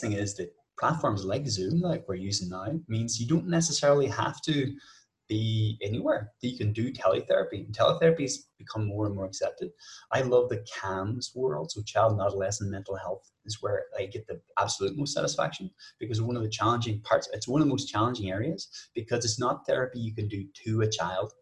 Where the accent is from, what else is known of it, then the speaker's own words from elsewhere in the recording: Ireland; I'm from Ireland